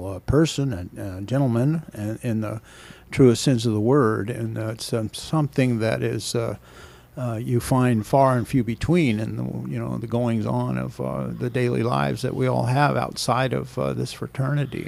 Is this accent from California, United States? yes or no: yes; Anaheim, California, United States; I grew up in Anaheim